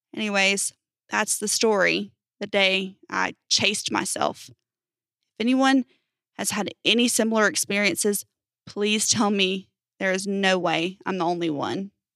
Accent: United States; I'm from America, United States

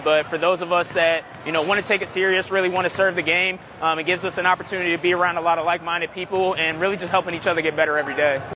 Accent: Upper Marlboro, Maryland, United States; I'm from Upper Marlboro, Maryland

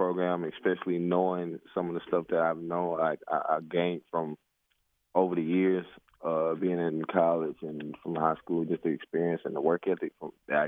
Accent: Laurinburg, North Carolina, United States; I'm actually teaching down back in my hometown and helping out with the football team at the high school.

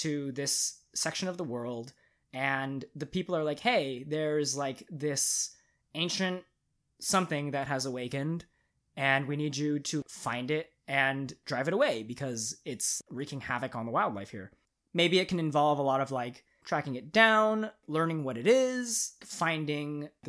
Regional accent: United States; Hey, man, I'm American.

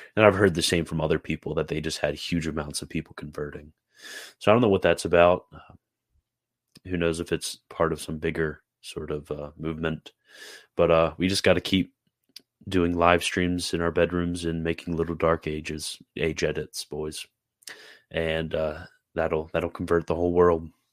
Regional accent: Carroll County, Maryland, United States; also born or lived in Sanford; I'm from Carroll County. Uh, that's where I originally grew up

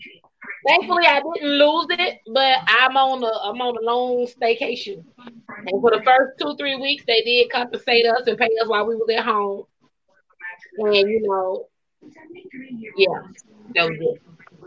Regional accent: Columbus, Georgia, United States; born there; I was born in Columbus, Georgia, but Albany got it hands down for me

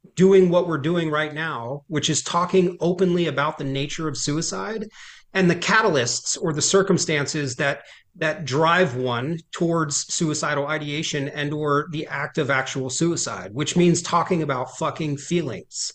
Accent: Trenton, New Jersey, United States; born and raised in Trent, New Jersey

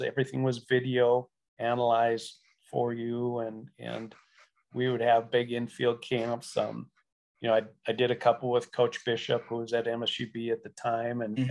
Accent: Beach, North Dakota, United States; my hometown of Beach, North Dakota

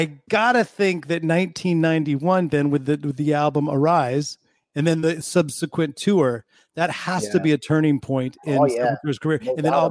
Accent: Bay Area, California, United States; me growing up in the Bay Area

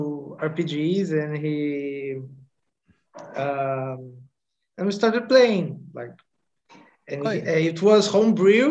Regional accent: Niterói, Rio de Janeiro, Brazil; I come from Niterói, Rio de Janeiro, and it's like this beach town, not so big, not so small

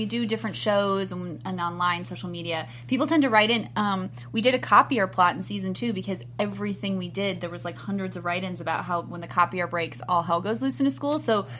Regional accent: Overland Park, Kansas, United States; I'm from Overland Park

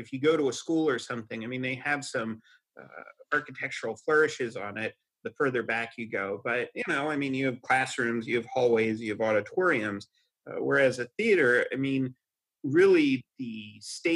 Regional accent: Hershey, Pennsylvania, United States; I grew up in Hershey

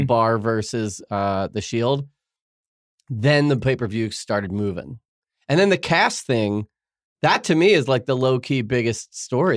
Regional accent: New York, United States; now in Los Angeles, United States; I'm a New Yorker

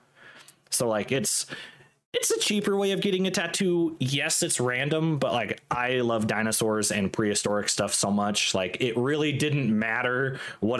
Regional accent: Washington, United States; moved away; I'm from Washington State. So Pacific Northwest, very rainy

